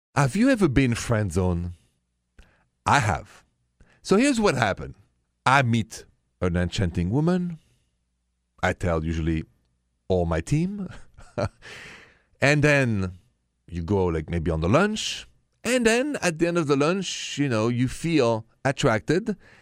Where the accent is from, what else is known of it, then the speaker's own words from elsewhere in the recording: France; accent: French; my accent is French, français